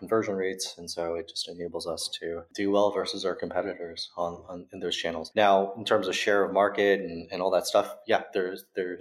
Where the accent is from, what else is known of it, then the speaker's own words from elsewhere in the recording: United States; now in Berlin, Germany; I'm American, even though I live here in Berlin.